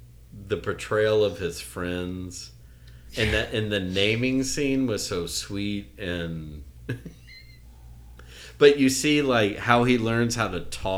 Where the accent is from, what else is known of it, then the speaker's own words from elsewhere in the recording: Tennessee, United States; I grew up in Tennessee where the raccoon is the state animal